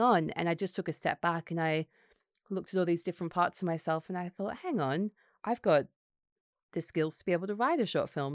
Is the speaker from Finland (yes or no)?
no; Gold Coast, Queensland, Australia; moved away as an adult; also born or lived in Sydney, Australia; now in London, United Kingdom; I grew up in the Gold Coast, so my family were there